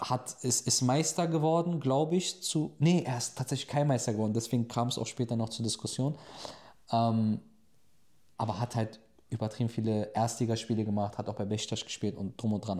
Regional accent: Germany; moved away as an adult; now in Turkey; der aber in Deutschland aufgewachsen ist, in der Türkei zu leben

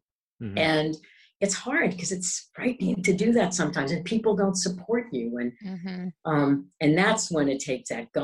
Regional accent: New York City, New York, United States; I'm a New Yorker

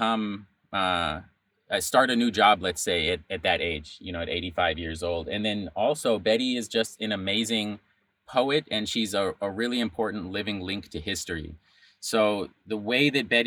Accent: Albuquerque, New Mexico, United States; moved away as an adult; also born or lived in Bay Area, California; I'm from New Mexico originally, born and raised in Albuquerque

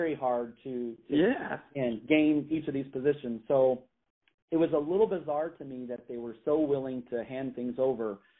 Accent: Indiana, United States; now in Illinois, United States; as a kid growing up in Indiana, I lived very close to Notre Dame

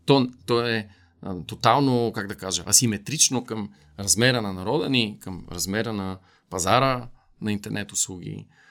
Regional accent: Bulgaria; като българи сме много горди

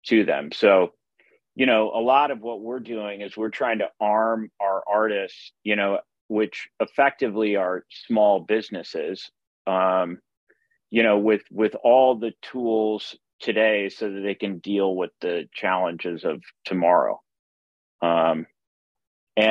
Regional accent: Omaha, Nebraska, United States; I grew up in Omaha, Nebraska

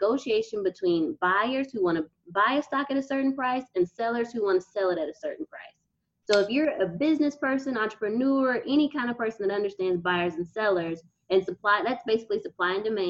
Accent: Nigeria; I'm Nigerian, so we go to get cloth at markets.

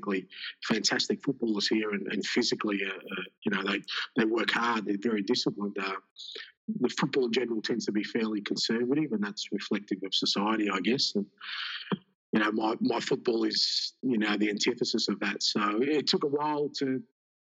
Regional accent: Australia; also born or lived in Greece; I grew up in Australia

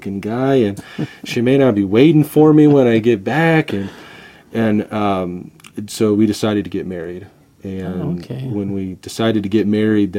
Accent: California, United States; also born or lived in Indiana; now in San Antonio, United States; I was born in Indiana, but I'm a California boy

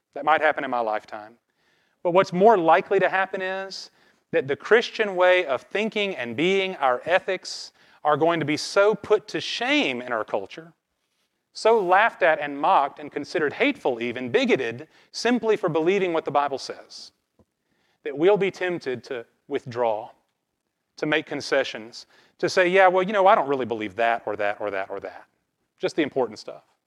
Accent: American South, United States; growing up in the American South

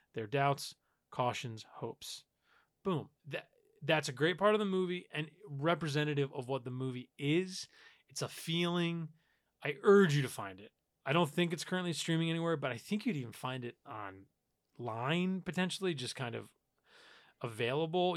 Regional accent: New York, United States; I grew up in New York

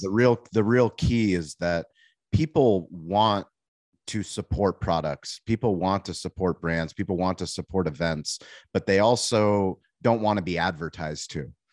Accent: San Diego, California, United States; I grew up in San Diego. I mean, I moved here when I was six months old

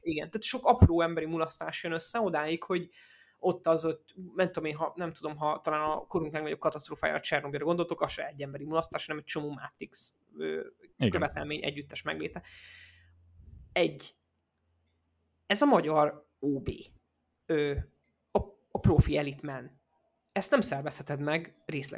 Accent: Debrecen area, Hajdú-Bihar, Hungary; én arra a környékre származom

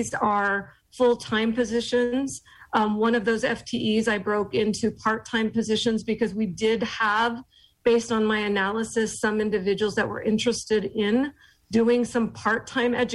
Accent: Bakersfield, California, United States; moved away; I am from the Kern County, Bakersfield area.

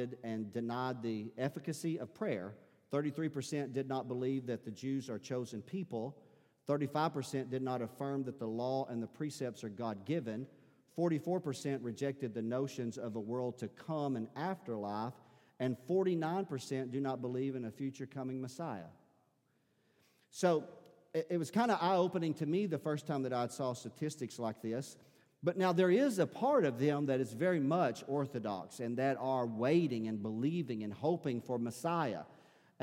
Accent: United States; In our American church culture

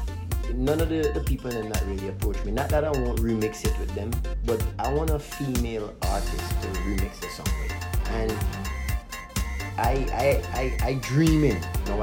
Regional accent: Barbados; I grew up in Barbados, so I actually became a man in Barbados, because I moved there when I was like 9, 10

